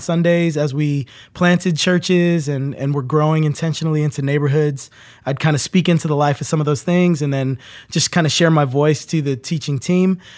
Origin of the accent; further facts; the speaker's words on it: New Jersey, United States; moved away; I grew up in New Jersey